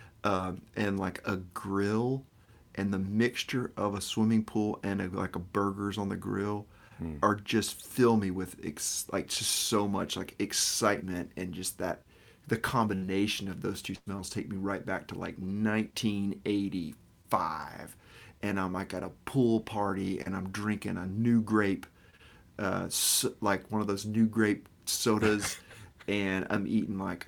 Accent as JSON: {"language": "English", "region": "Arkansas", "country": "United States", "said": "I'm from Arkansas"}